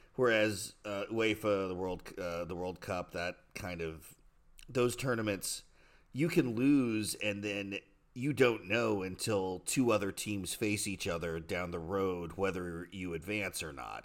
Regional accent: United States; moved away; a lot of us who live overseas sort of get in this habit of not being loudly American

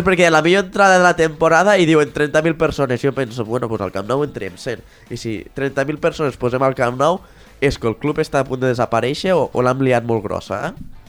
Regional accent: Balaguer, Catalonia, Spain; Jo sóc de Balaguer

